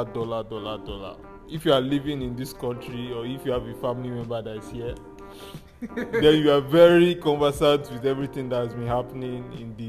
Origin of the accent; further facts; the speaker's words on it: Nigeria; I'm in Nigerian too